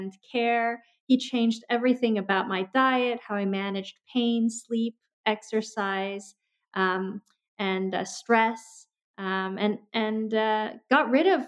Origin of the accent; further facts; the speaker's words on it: Los Angeles, California, United States; I came from the Valley, the original Valley where Valley girls were named